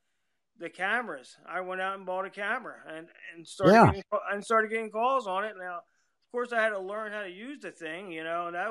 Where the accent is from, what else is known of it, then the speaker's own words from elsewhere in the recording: Philadelphia, Pennsylvania, United States; moved away; from Philadelphia, originally. That's where I was, born and raised in Philadelphia